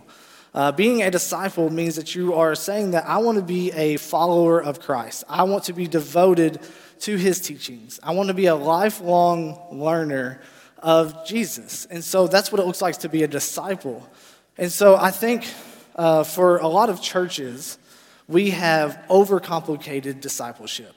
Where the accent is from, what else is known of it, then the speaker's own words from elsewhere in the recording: Paragould, Arkansas, United States; I am from Paragould, Arkansas, born and raised there